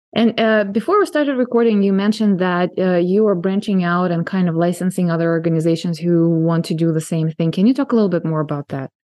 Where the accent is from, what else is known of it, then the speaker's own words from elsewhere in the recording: San Diego, California, United States; my hometown of San Diego